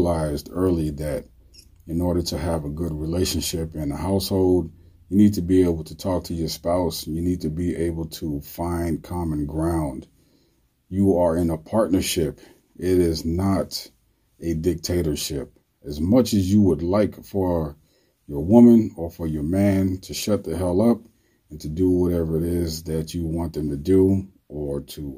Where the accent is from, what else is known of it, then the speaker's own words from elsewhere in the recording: New York City, New York, United States; My neighborhood, I grew up in the South Bronx, was a pretty bad neighborhood.